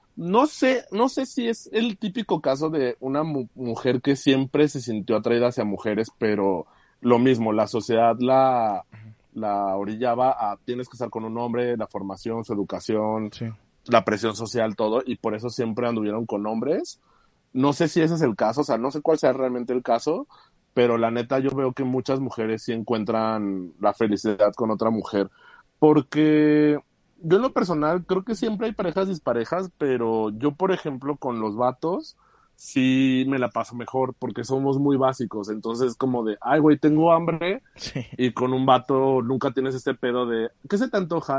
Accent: Aguascalientes, Mexico; also born or lived in Mexico City; soy de la Ciudad de México, pero tengo casi toda mi vida en Aguascalientes.

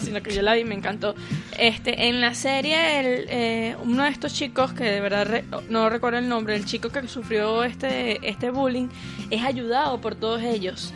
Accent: Venezuela; nosotros los venezolanos

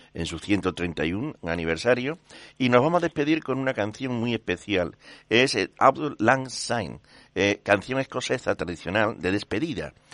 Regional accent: Seville, Andalusia, Spain; somos sevillanos principalmente, todos

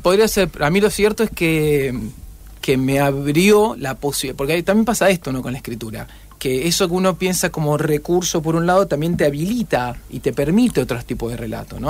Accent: Rosario, Santa Fe, Argentina; also born or lived in Noetinger; Yo nací en Noetinger, pero los 15 días estaba en Rosario

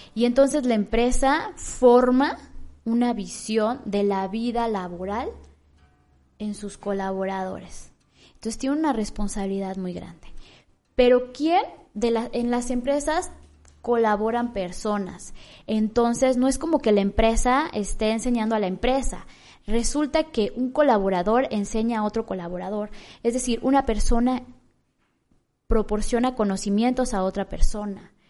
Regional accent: Michoacán, Mexico; yo me siento muy orgullosa de ser michoacana

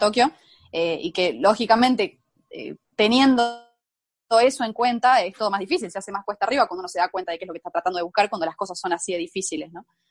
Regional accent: La Rioja, Argentina; me vine a la casa de mis padres, a La Rioja

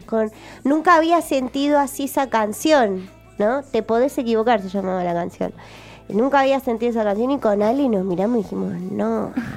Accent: Buenos Aires, Argentina; yo soy de Capital, soy, yo soy mm. re porteña

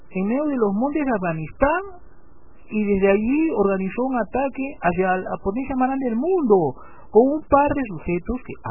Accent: Peru; mi experiencia en la escuela peruana.

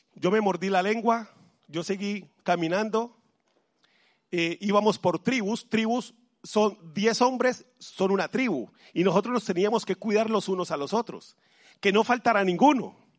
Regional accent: Colombia; now in Madrid, Spain; Yo soy de Colombia

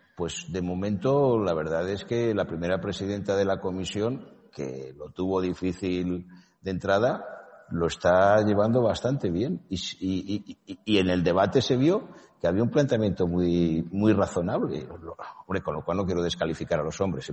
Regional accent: Spain; yo, como español y como europeo

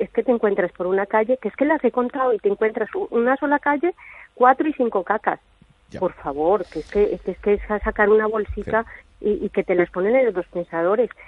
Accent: Colombia; now in Spain; Yo soy de Colombia.

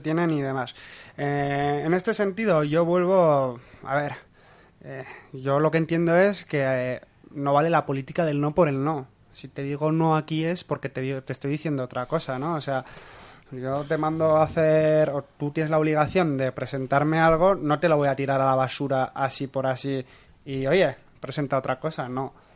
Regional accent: Cizur, Navarre, Spain; yo soy de Cizur

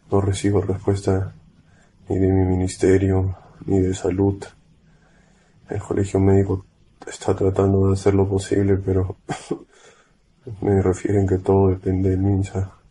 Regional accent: Lima, Peru; Necesito ser llevado a Lima. No tengo familia acá. Yo soy de Lima. Solo he venido a hacer la, la especialidad por acá.

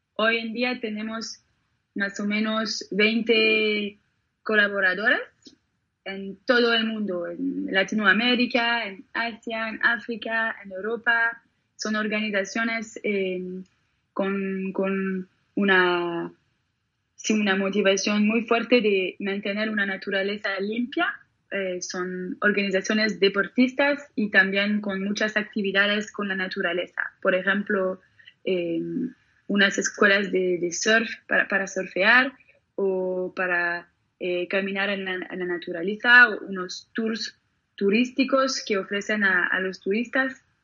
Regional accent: Geneva, Switzerland; por las orillas del lago, en, Ginebra, donde yo nací

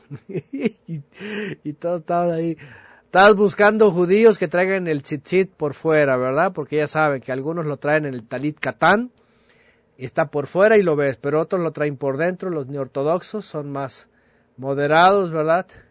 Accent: Mexico; somos mexicanos

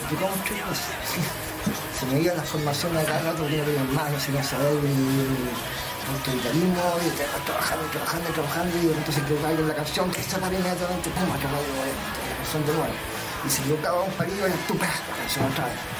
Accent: Chile; somos chilenos

